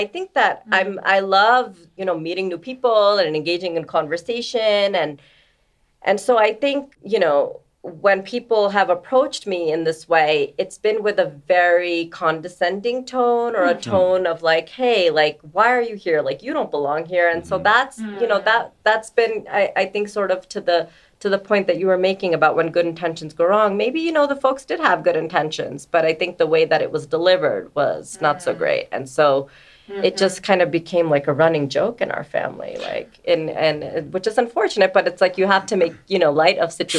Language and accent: English; New Jersey, United States; And I'd be like, I'm from New Jersey. And they would say no. And I'm like, why are we dismissing where I'm from? Like, I'm like, I'm from Jersey.